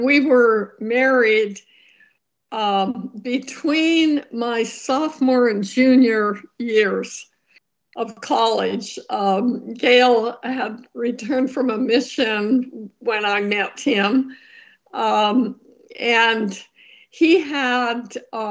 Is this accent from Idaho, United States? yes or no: yes; Sugar City, Idaho, United States; moved away; I grew up in Sugar City, Idaho